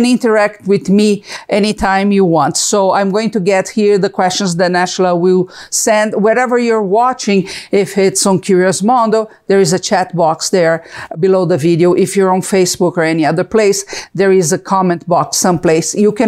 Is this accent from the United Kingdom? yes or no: no; Brazil; English is a second language; moved away as an adult; now in United States; I'm from Brazil, if you can see the accent